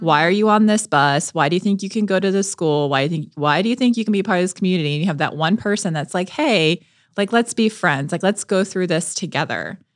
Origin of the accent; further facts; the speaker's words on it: Melbourne, Florida, United States; We used to vacation in the Keys 'cause we're from Melbourne, Florida